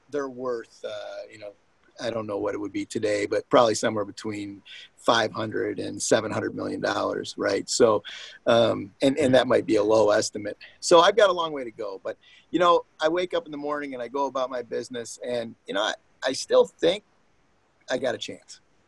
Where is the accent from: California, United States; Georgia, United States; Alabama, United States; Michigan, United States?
Michigan, United States; Detroit; my hometown here